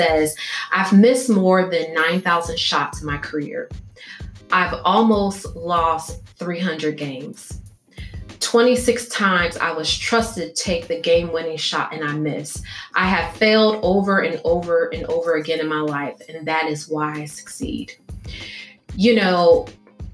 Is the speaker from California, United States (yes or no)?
no; Illinois, United States; I'm from Illinois.